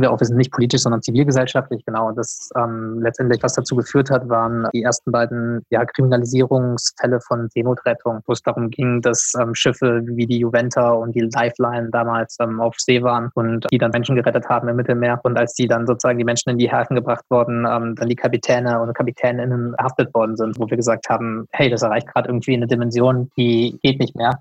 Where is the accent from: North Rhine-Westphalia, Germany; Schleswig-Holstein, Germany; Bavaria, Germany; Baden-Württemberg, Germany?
North Rhine-Westphalia, Germany; Krefeld; now in Freiburg, Germany; ich komme aus der Nähe von Düsseldorf, in Krefeld ah, bin ich geboren